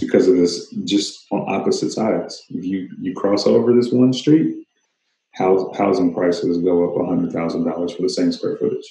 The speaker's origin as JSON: {"language": "English", "town": "Kennesaw", "region": "Georgia", "country": "United States", "tie": "born or raised there", "also_born_or_lived": "Tennessee / Smyrna, Georgia", "said": "I grew up in a suburb of Atlanta called Kennesaw"}